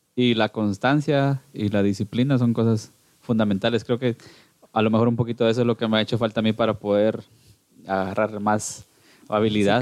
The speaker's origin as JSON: {"language": "Spanish", "town": "Cuilapa", "region": "Santa Rosa", "country": "Guatemala", "tie": "born or raised there", "said": "yo nací acá, acá en, en, Cuilapa, Santa Rosa, en Guatemala"}